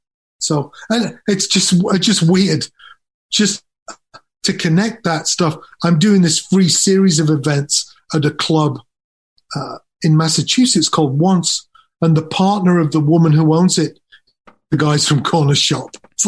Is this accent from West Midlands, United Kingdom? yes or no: yes; Nuneaton, West Midlands, United Kingdom; born there; also born or lived in Leeds / Durham; So I was born in Nuneaton. We moved to Leeds, then from Leeds to Durham, and then I left home and I eventually moved to London